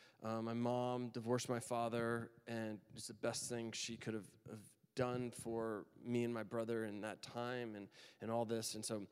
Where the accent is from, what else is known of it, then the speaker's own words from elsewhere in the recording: Texas, United States; moved away as an adult; now in Annapolis, United States; We moved here from Texas. I grew up in Texas. I went to school in Texas, did all of that. Family's in Texas. And then we moved to Annapolis, Maryland.